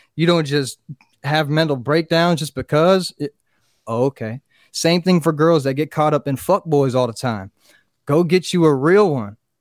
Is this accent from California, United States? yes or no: no; Fort Pierce, Florida, United States; born or raised there